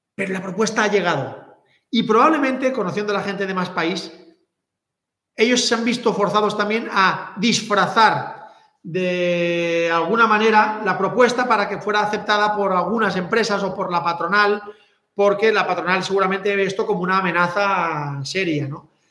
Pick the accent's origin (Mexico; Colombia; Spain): Spain; Catalonia; soy catalán